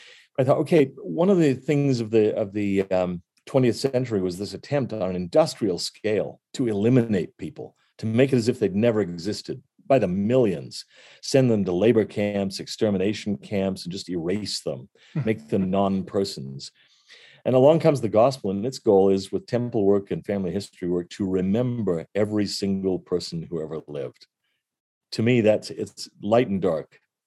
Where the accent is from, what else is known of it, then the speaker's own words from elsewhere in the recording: California, United States; One thing I love about growing up in California, where there weren't that many of us, but I had a lot of friends who went to other churches